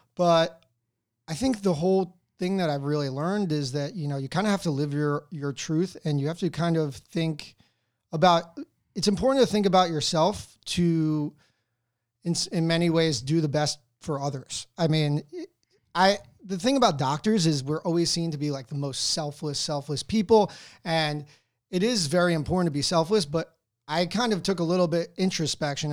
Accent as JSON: {"language": "English", "town": "Wayne", "region": "New Jersey", "country": "United States", "tie": "born or raised there", "moved": "as an adult", "said": "So, I grew up fro, um, in Wayne, New Jersey. Um, I was there until high school. Well, I graduated from high school there"}